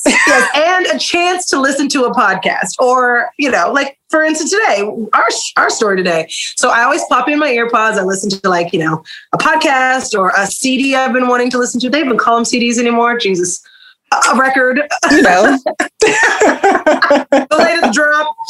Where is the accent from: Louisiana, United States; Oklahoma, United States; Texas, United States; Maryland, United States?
Oklahoma, United States; Oklahoma City; I'm from Oklahoma City, born and raised.